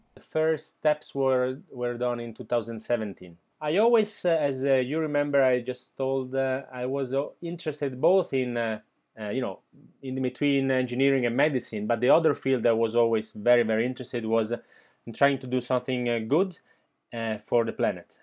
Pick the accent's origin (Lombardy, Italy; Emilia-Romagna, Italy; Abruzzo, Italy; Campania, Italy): Lombardy, Italy; Milan; now in Barcelona, Spain; I was born in, uh, Milan, nineteen eighty-six.